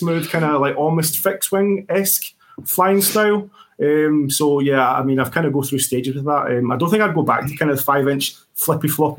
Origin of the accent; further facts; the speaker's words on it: Scotland, United Kingdom; we're Scottish